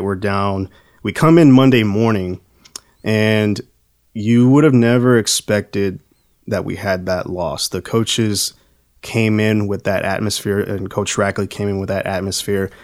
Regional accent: Texas, United States; growing up in Texas

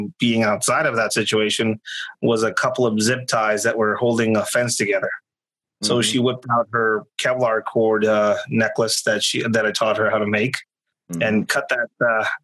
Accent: Tijuana, Baja California, Mexico; moved away; I am not from California. I was born in Tijuana, Mexico

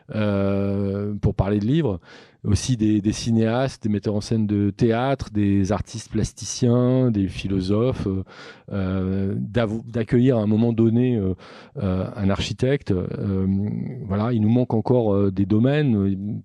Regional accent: Nantes, Pays de la Loire, France; je suis nantais

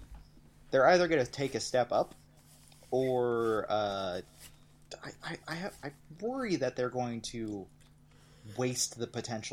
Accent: United States; as an American

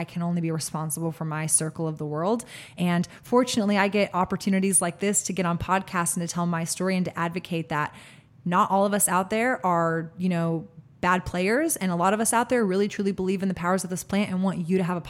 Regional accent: Austin, Texas, United States; My heart goes out as a food blogger, as an Austinite, as a Texan, as a citizen of this world.

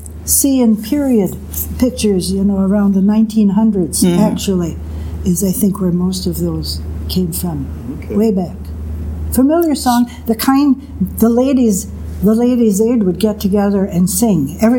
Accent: Sheboygan, Wisconsin, United States; I'm in Sheboygan.

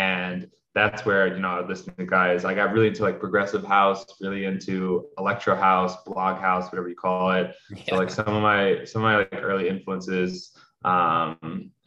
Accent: New York City, New York, United States; So I was born and raised in New York, New York City. So I grew up in Manhattan, on the Upper West Side of Manhattan

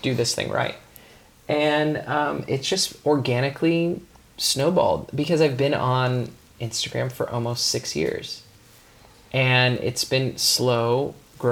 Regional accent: California, United States; I'm from California

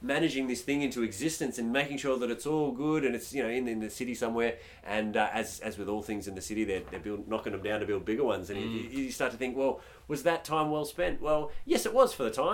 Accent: Australia; we as Australians

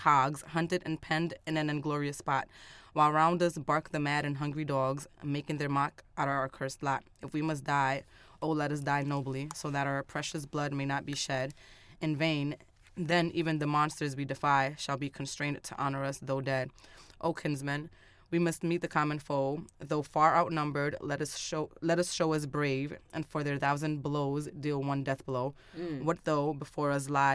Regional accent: New York City, New York, United States; I come, right, from an impoverished neighborhood. I'm from Harlem

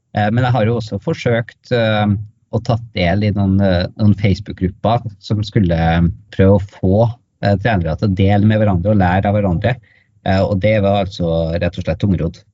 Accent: Norway; also born or lived in Tromsø; kom jeg hjem til Norge

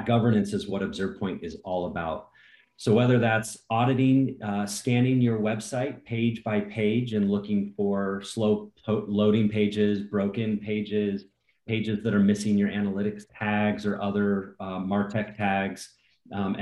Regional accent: Cincinnati, Ohio, United States; I grew up in Cincinnati, Ohio

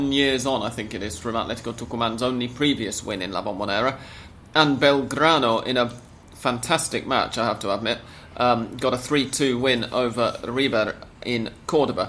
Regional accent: England, United Kingdom; moved away; As an Englishman living abroad

